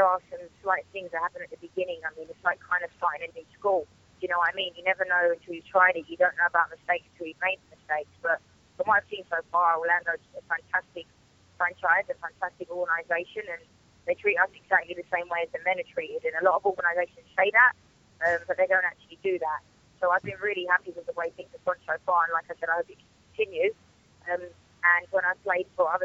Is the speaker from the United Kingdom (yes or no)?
yes; England, United Kingdom; moved away as an adult; now in United States; I'm from England